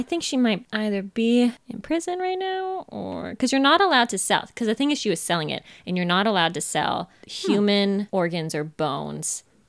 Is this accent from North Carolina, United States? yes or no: no; Sacramento, California, United States; born there; also born or lived in Carmel, Indiana; I was born in Sacramento, California. I lived a great deal of time in Carmel, Indiana.